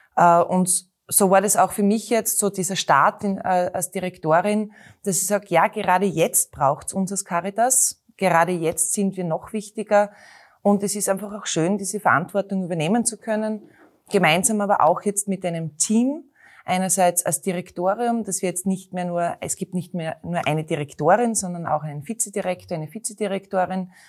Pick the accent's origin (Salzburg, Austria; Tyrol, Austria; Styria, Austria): Styria, Austria; Knittelfeld; now in Graz, Austria; bin in Knittelfeld geboren, einer Eisenbahnerstadt. Äh, bin bei meinen Großeltern aufgewachsen